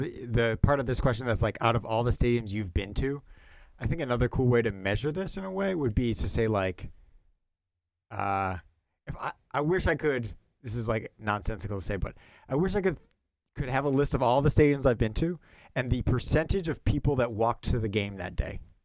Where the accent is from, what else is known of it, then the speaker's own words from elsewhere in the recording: Milwaukee, Wisconsin, United States; moved away; also born or lived in Philadelphia; growing up in Milwaukee